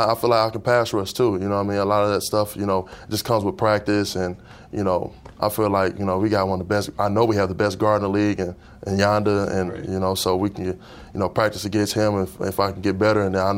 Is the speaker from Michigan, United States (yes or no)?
yes; Detroit, Michigan, United States; I'm originally from Detroit